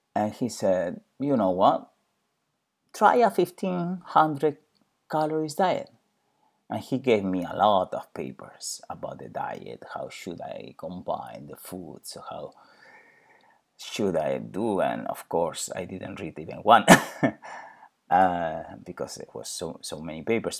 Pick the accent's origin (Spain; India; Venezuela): Spain; I'm originally from Spain.